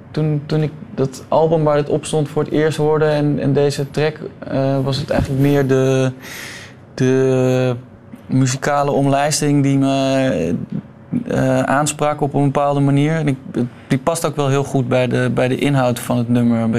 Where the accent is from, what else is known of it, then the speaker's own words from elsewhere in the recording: Utrecht, Netherlands; vlakbij waar ik geboren ben. In, waar is dat? In Utrecht.